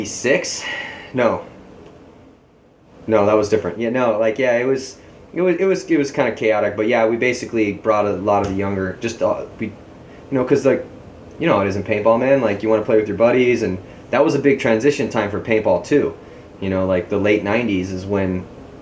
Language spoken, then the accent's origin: English; San Diego, California, United States; growing up in Tecolote Canyon